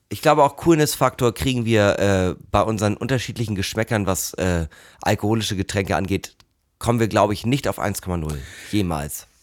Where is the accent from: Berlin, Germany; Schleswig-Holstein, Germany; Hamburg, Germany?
Hamburg, Germany; als Hamburger